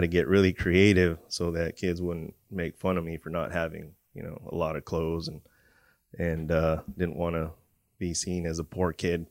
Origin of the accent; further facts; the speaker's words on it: Port Hueneme, California, United States; also born or lived in Oxnard, California; I was born in Port Wanyamie, California. Um, growing up in Port Wanyamie and Oxnard, right next to the C B base